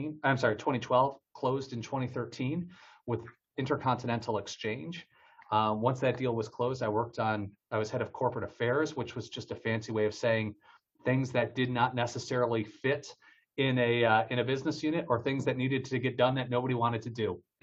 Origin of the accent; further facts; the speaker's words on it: Detroit, Michigan, United States; moved away as an adult; also born or lived in Washington, D.C. / New York; I'm from Detroit, Michigan, originally born and raised there